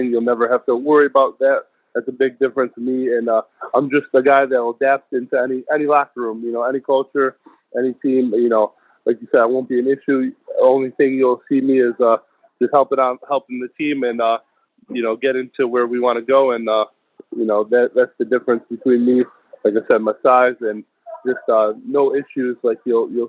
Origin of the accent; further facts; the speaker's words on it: New York, United States; moved away; also born or lived in Washington State / Coastal Carolina / Tampa; I'm originally from New York.